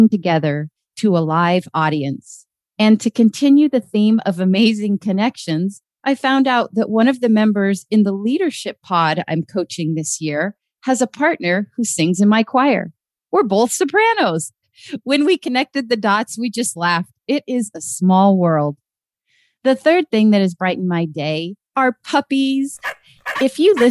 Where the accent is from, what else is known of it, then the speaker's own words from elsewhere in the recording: Fairbanks, Alaska, United States; moved away as an adult; Brian and I have known each other since we were kids growing up in Fairbanks, Alaska